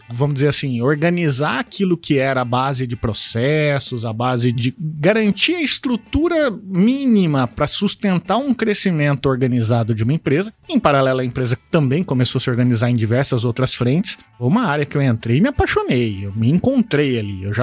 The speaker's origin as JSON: {"language": "Portuguese", "town": "Cuiabá", "region": "Mato Grosso", "country": "Brazil", "tie": "born or raised there", "also_born_or_lived": "Bebedouro, São Paulo", "said": "Eu sou natural do interior de São Paulo, nasci na região ali de São José do Rio Preto. Nasci em Bebedouro, mas não conheço, né? é, mas vim criança para Cuiabá"}